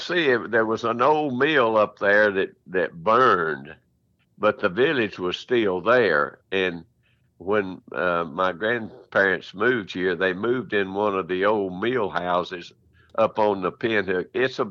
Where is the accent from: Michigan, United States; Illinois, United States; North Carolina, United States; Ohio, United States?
North Carolina, United States; McAdenville; That's what all my friends know me by. I was born in McAddenville September the 12th, 1935. My family came to McAddenville in 1884. My dad was 5 years old, and so my family runs deep in McAddenville.